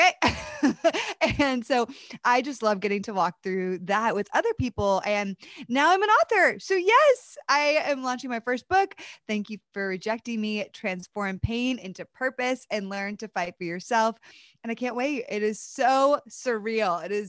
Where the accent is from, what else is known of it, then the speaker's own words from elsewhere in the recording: East Coast, United States; So I grew up on the East Coast of the United States and grew up in a home where I love my parents.